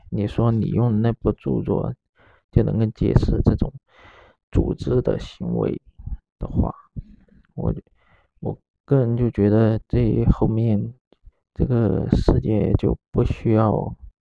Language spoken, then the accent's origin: Chinese; Guangdong, China; 本身就是从外省过来的，然后我是在广东长大，出生长大的